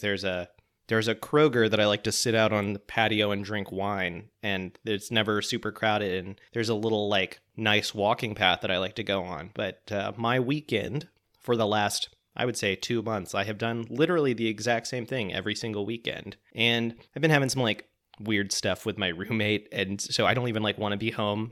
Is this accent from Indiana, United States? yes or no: no; Pensacola, Florida, United States; When I was a kid, I used to hang out at this restaurant called Sluggo's in Pensacola, Florida